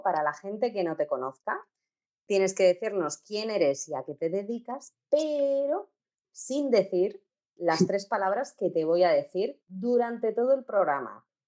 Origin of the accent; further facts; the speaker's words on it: Castilla-La Mancha, Spain; Yo soy manchega y no sé inglés